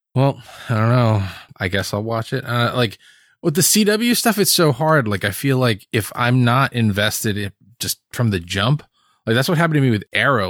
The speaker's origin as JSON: {"language": "English", "region": "Hawaii", "country": "United States", "tie": "born or raised there", "moved": "yes", "said": "I grew up in Hawaii"}